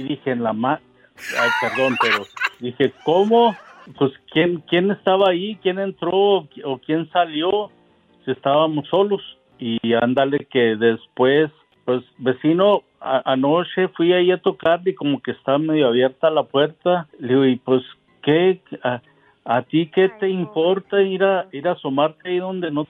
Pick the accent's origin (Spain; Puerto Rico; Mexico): Mexico; Delicias, Chihuahua; now in Poland; Soy originario de Ciudad Delicias, Chihuahua, y vivo en Polonia